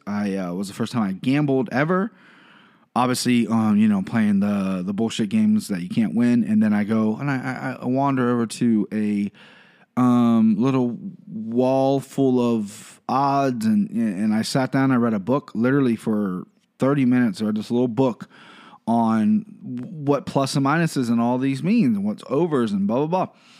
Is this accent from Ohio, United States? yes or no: yes; Ohio, United States; I'm from Ohio, live in Cincinnati